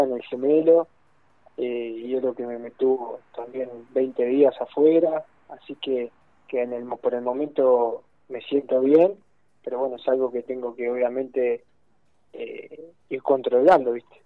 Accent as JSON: {"language": "Spanish", "country": "Argentina", "said": "yo soy de Torquen, queda acá cerca"}